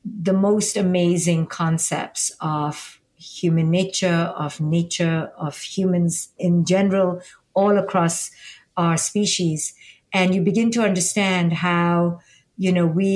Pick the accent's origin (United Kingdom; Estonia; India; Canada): India; now in United States; I'm from India and I live here in America